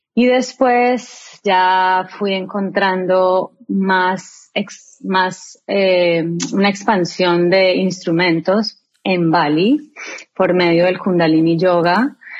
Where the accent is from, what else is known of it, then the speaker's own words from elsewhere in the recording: Colombia; now in United States; soy una colombiana